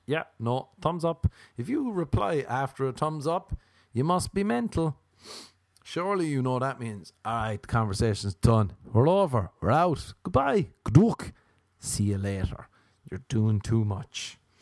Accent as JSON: {"language": "English", "country": "Ireland", "moved": "yes", "said": "I'm Irish"}